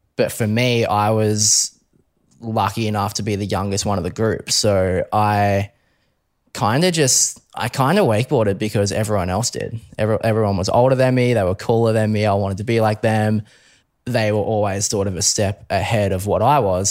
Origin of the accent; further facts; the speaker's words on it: Brisbane, Queensland, Australia; Brisbane boy, born and raised. Um, always grew up in Brisbane